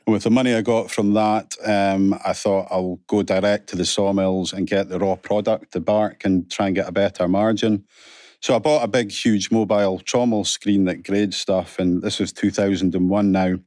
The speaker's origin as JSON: {"language": "English", "area": "Aberdeen", "region": "Scotland", "country": "United Kingdom", "tie": "born or raised there", "also_born_or_lived": "Alva / Callander", "said": "I went to three academies, um, originally Ellen Academy up in Aberdeen"}